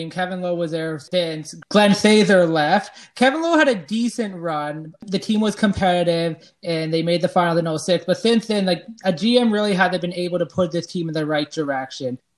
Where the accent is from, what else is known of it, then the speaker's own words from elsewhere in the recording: Prince George, British Columbia, Canada; I grew up in Prince George